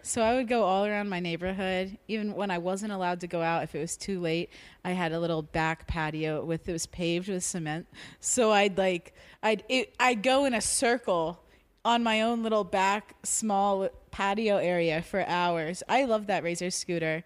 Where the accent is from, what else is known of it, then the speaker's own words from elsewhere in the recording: South Florida, United States; I grew up in South Florida, s, between uh, Fort Lauderdale and Miami.